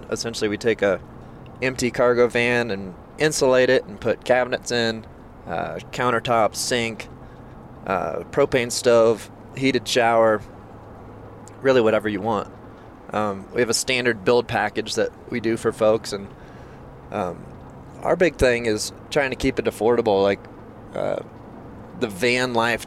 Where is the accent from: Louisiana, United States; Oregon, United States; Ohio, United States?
Ohio, United States; Central; moved away as an adult; now in Denver, United States; I'm from Central Ohio